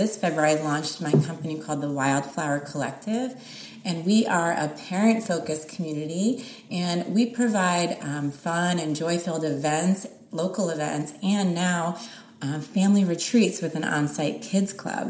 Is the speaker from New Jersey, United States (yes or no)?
yes; New Jersey, United States; now in Los Angeles, United States; I'm from New Jersey.